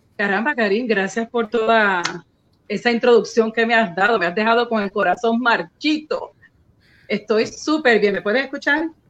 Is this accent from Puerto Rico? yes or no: yes; San Juan, Puerto Rico; moved away as an adult; now in Central Florida, United States; yo nací y crecí en Puerto Rico